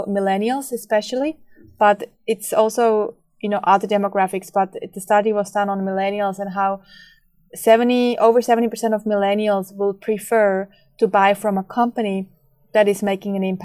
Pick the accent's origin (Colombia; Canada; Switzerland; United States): Switzerland; moved away; I grew up in Switzerland